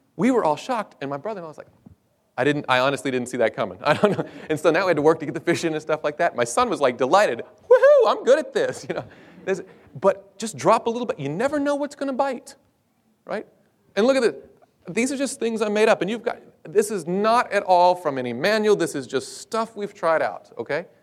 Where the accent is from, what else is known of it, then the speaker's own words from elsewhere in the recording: United States; I was from the States